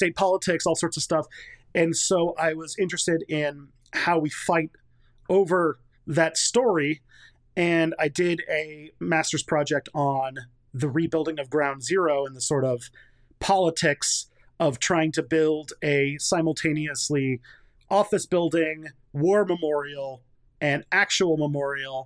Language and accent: English; Canada; as a Canadian